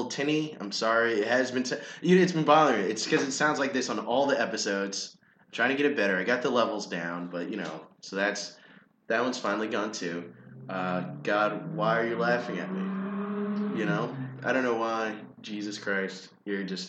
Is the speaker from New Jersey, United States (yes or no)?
yes; central New Jersey, United States; now in New York City, United States; I'm from Jersey